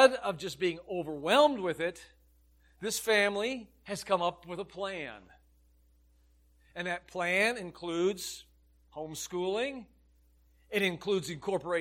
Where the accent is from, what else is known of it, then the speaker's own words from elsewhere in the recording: Illinois, United States; I grew up in Illinois